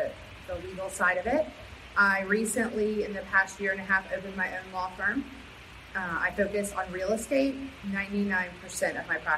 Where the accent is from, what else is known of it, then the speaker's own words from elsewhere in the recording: Florida, United States; moved away as an adult; also born or lived in Georgia; now in Morehead City, United States; I am from Florida. I went to law school in Georgia, and I moved to Morehead City in 2006.